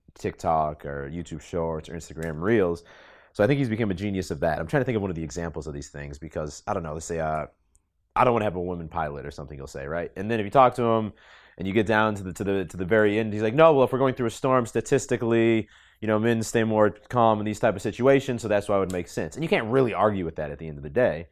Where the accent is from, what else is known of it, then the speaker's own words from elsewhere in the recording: Boston, Massachusetts, United States; moved away as an adult; I grew up in Boston mainly